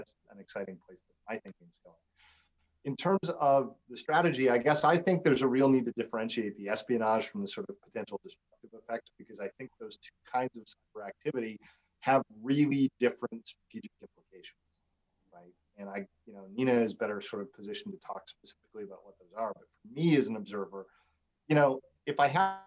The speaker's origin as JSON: {"language": "English", "region": "Saskatchewan", "country": "Canada", "tie": "born or raised there", "moved": "yes", "lives_now": "United States", "said": "I grew up in Saskatchewan in a very rural place"}